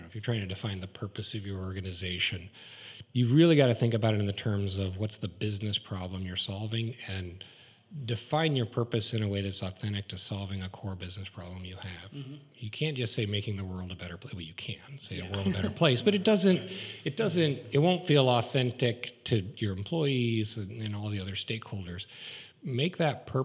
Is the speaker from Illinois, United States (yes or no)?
yes; Pleasant Plains, Illinois, United States; my hometown of Pleasant Plains, Illinois